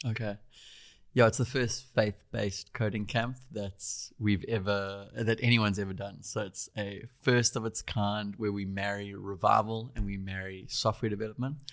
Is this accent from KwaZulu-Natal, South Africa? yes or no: yes; Durban, KwaZulu-Natal, South Africa; I grew up in Durban, South Africa.